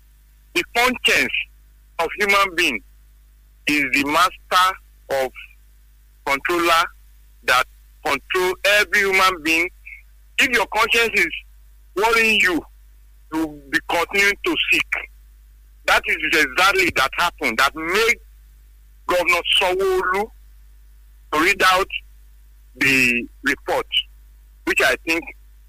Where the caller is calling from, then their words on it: Abeokuta, Ogun State, Nigeria; This is Saudi calling from Abeokuta.